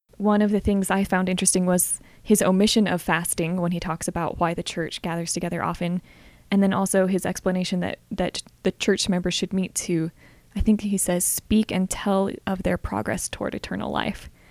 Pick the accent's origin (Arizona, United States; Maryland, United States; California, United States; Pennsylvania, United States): Arizona, United States; Flagstaff; I grew up in Arizona in Flagstaff.